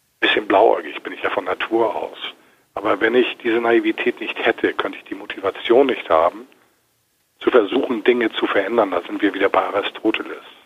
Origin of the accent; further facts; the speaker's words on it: Hamburg, Germany; Ich bin ja Hamburger Jungen